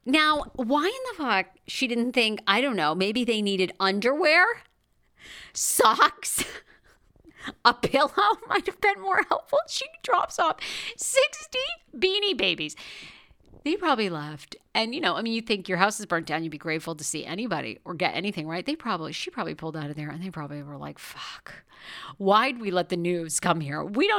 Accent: Maine, United States; also born or lived in Washington, D.C.; now in Los Angeles, United States; I grew up in Maine

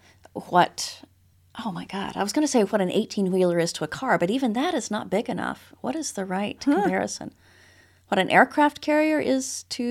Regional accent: Texas, United States; Yeah. I mean, as a Texan

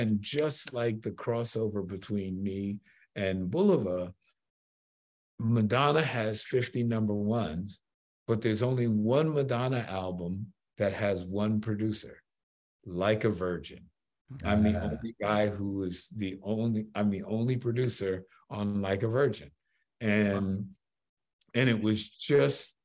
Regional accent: New York, United States; I'm a New Yorker

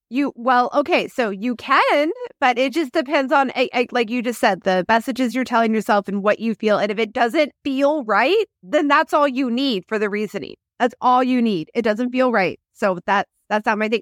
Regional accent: Kansas City, United States; I grew up in Kansas City

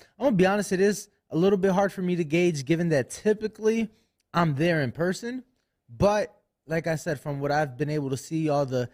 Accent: Chicago, Illinois, United States; moved away as an adult; now in Las Vegas, United States; I'm from Chicago

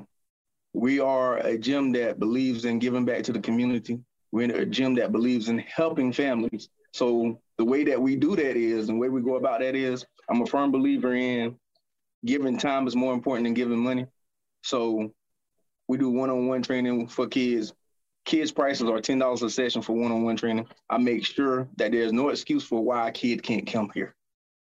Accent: Rocky Point, North Carolina, United States; I'm originally from Rocky Point, North Carolina, which is right here about 8 miles from Burgaw. I'm from a small town. I grew up playing football

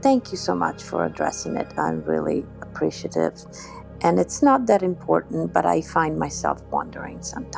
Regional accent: Italy; I'm originally from Italy.

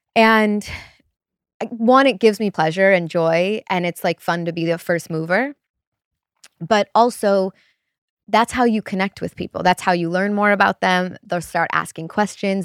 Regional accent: Chicago, Illinois, United States; moved away as an adult; also born or lived in Wisconsin / Los Angeles; I grew up in Chicago

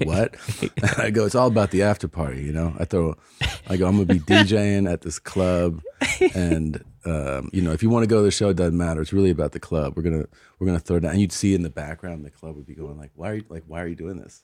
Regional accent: Cincinnati, Ohio, United States; moved away; I'm originally from Cincinnati

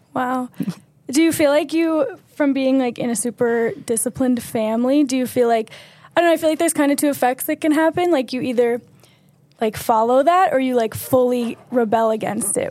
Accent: Philadelphia, Pennsylvania, United States; I'm from Philadelphia area

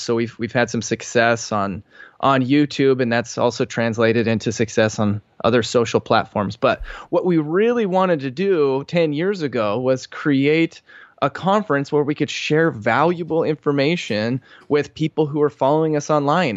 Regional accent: Boise, Idaho, United States; moved away; I grew up in Boise, Idaho

